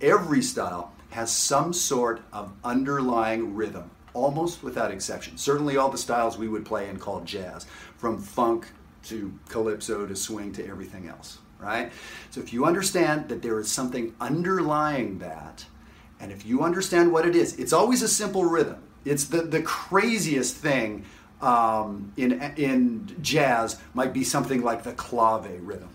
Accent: Canada; I'm a Canadian guy of entirely Ukrainian heritage

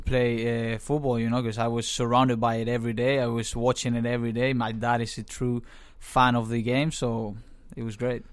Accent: Valencia, Valencian Community, Spain; moved away as an adult; also born or lived in Pittsburgh, United States; now in Los Angeles, United States; being from Spain, uh, you, you get that, that growing up with all the, uh, soccer around you.

